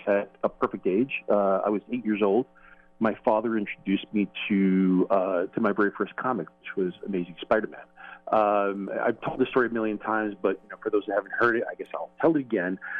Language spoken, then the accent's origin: English; New York, United States; being a New Yorker